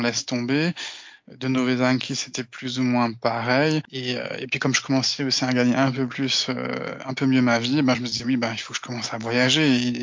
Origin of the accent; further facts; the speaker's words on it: Alsace, Grand Est, France; moved away as an adult; now in Slovakia; Mais même en tant qu'Alsacien, mon allemand n'était pas suffisant